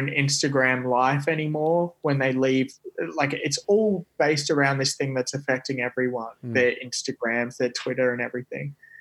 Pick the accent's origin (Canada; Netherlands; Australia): Australia; now in United States; being Australian